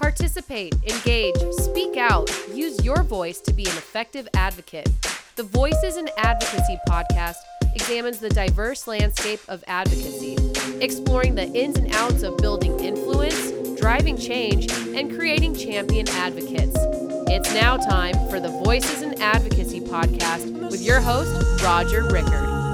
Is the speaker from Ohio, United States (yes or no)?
yes; Ohio, United States; from Ohio